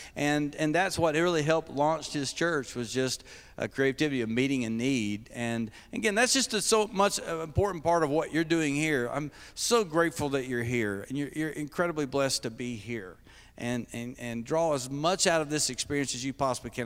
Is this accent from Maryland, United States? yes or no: no; Kentucky, United States; I'm, I'm from Kentucky.